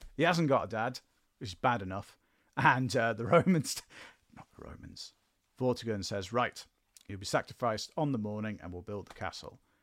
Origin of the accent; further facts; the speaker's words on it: England, United Kingdom; I am a bitter Welshman. I'm quite unique, uh, as Welsh people go in that I was, um, born in England, raised in England, and, uh, have lived my entire life in England